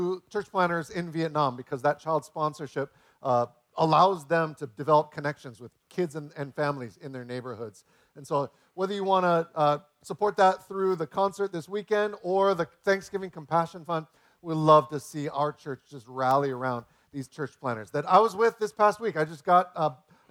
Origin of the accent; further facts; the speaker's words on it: United States; as an American